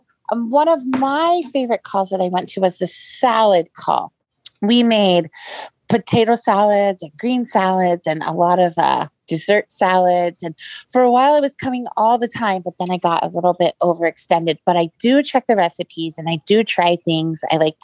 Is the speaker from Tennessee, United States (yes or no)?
no; Kissimmee, Florida, United States; I'm from Kissimmee, Florida